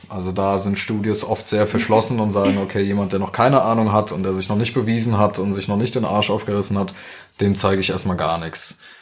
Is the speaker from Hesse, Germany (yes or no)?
yes; Roßdorf, Hesse, Germany; also born or lived in Dieburg; now in Darmstadt, Germany; meine Mutter erstmal mit uns Kids nach Dieburg und dann später nach Gundernhausen bei Rossdorf. Da habe ich eigentlich fast meine ganze Jugend auch verbracht